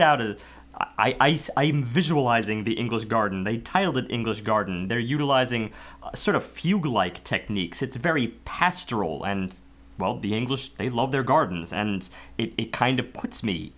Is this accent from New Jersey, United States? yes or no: no; New York, United States; as an American